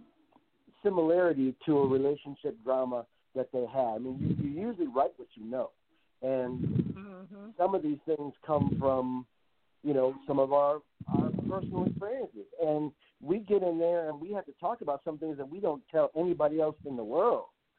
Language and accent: English; Compton, California, United States; I grew up in Compton. You know, I grew up in Compton